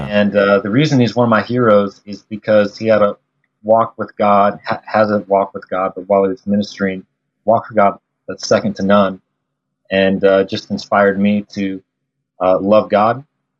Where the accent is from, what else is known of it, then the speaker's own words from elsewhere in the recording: Midwest, United States; now in Lawrence, United States; I kind of grew up all over the Midwest. And part of that was growing up in the Methodist church because they moved their pastors around a lot.